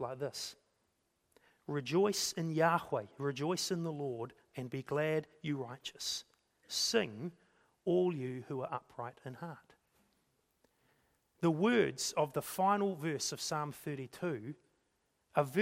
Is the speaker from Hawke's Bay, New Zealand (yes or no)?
yes; Napier, Hawke's Bay, New Zealand; the little church that we grew up in Napier